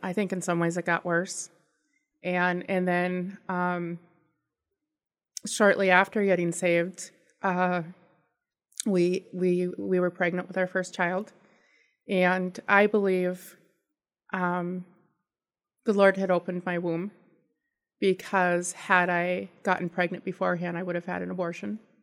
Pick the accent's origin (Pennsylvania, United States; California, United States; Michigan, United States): California, United States; moved away; I am from California